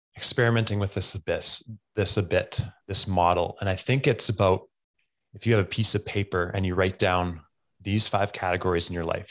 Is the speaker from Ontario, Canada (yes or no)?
no; Alberta, Canada; I am from Camarillos, Alberta, Canada